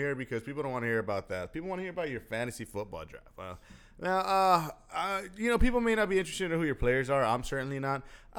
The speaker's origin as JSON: {"language": "English", "town": "Philadelphia", "region": "Pennsylvania", "country": "United States", "said": "I'm from Philly."}